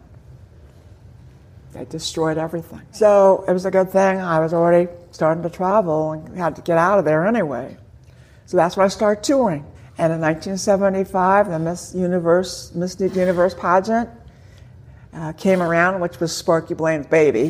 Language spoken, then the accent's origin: English; West Coast, United States; I grew up on the West Coast.